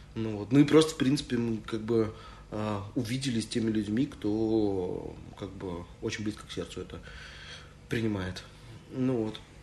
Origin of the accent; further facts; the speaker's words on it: Saint Petersburg, Russia; moved away; also born or lived in Moscow; Одновременно я как бы, петербуржец и москвич. Ну вот. Но не получается на самом деле, потому что в Москве я все время петербуржец, а в Петербурге я все время москвич